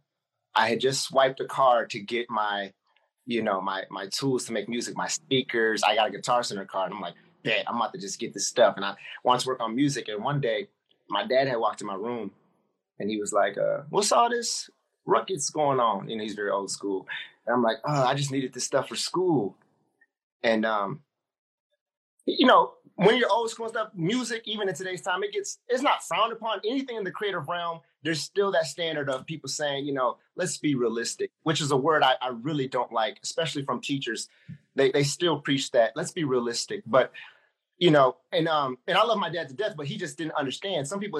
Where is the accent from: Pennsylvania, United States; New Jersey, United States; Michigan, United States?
Michigan, United States; Ypsilanti; I was like, bro, I was like, man, I'm from Ipsy, like down this road.